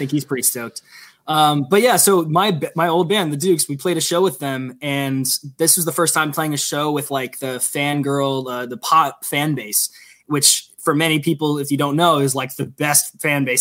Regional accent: Silver Spring, Maryland, United States; also born or lived in Washington, D.C.; I'm from Maryland, a not so small town called Silver Spring, Maryland

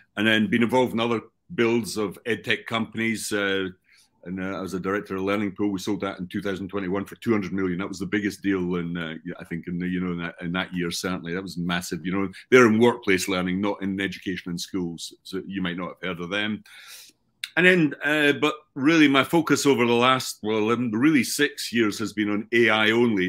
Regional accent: Scotland, United Kingdom; also born or lived in United States; I'm from Scotland

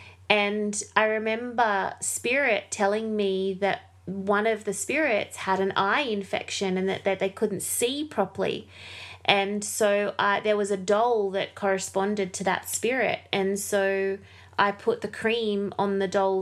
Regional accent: Windsor, New South Wales, Australia; our first home where I was born in Windsor in New South Wales

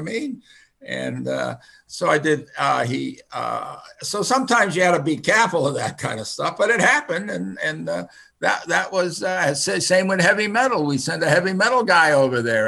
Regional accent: United States; English is a second language; I was born in a Finnish American home. I did not speak English until I went to the first grade

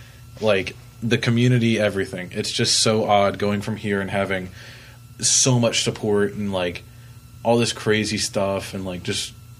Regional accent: Columbia, South Carolina, United States; moved away; I work out back at home. I'm from Columbia, the, like, Irmo area. There's not a ton of options.

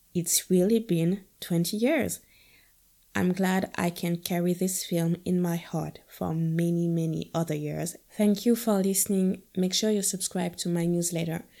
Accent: northern France, France; also born or lived in Guadeloupe; I'm from the north of France.

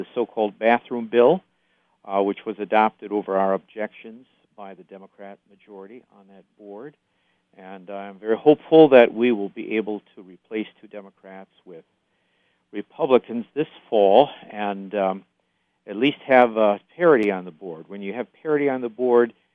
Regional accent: Highland Park, Michigan, United States; also born or lived in Taylor, Michigan / Valparaiso, Indiana / Fort Wayne, Indiana; I grew up in Highland Park

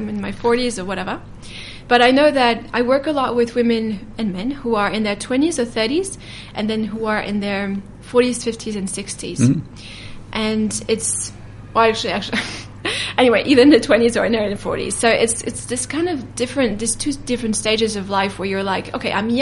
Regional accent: France; now in New Zealand; I was raised in France

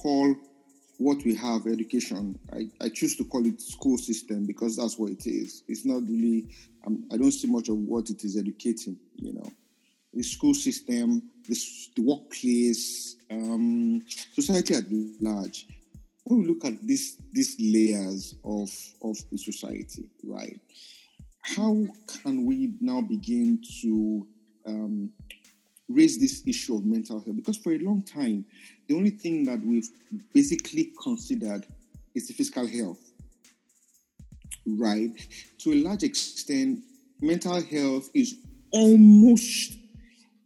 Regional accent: Nigeria; I'm a Nigerian

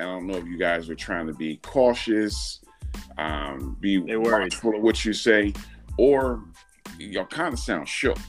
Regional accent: Philadelphia, Pennsylvania, United States; Born and raised in Philly.

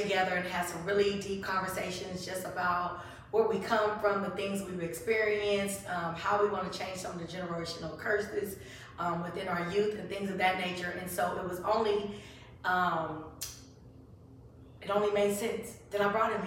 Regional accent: Bay Area, California, United States; My hometown

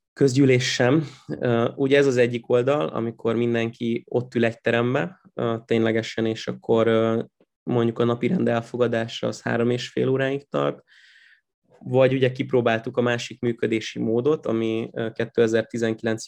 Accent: Pécs, Baranya, Hungary; moved away as an adult; Én Pécset születtem, meg ott, ott is nőttem föl, meg a legutóbbi időkig ott is laktam

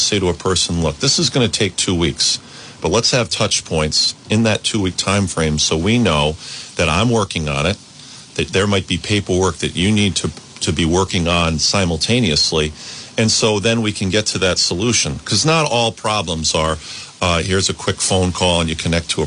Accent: East Greenwich, Rhode Island, United States; I grew up in East Greenwich. I went to East Greenwich High School

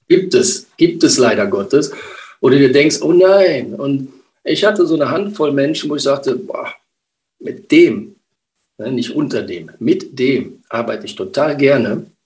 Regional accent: Rhineland, Germany; komme aus dem Rheinland, bin eine rheinische Frohnatur

